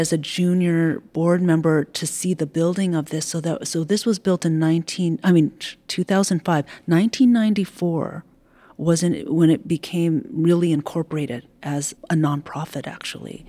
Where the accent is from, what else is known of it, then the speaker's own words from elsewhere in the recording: United States; I am an American person. But I draw from my ancestral culture